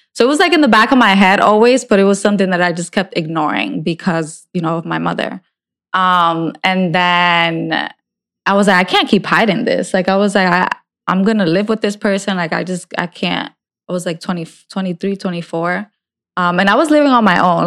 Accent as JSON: {"language": "English", "region": "New Jersey", "country": "United States", "said": "I'm from North Jersey, and in North Jersey, there's a lot more things"}